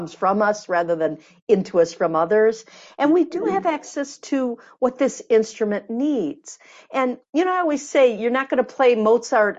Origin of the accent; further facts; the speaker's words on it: Michigan, United States; moved away; I'm from Michigan originally, the Midwest